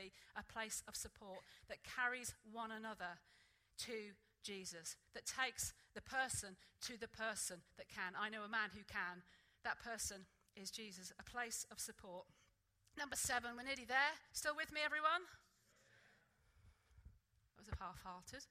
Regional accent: Norwich, East of England, United Kingdom; moved away; when I grew up in Sunday school back in Norwich

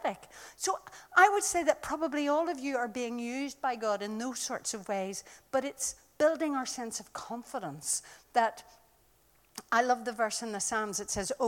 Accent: Ireland; I come from Ireland

